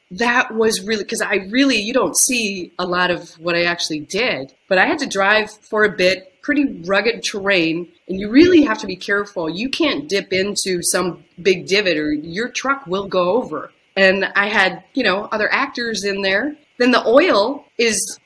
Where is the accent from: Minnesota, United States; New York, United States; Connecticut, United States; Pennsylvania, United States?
Minnesota, United States; I am from Minnesota